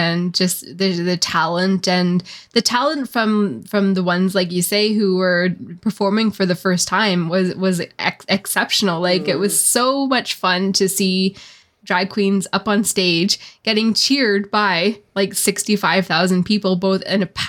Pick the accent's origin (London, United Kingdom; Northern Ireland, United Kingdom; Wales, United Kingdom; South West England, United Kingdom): Northern Ireland, United Kingdom; Belfast; I'm from Belfast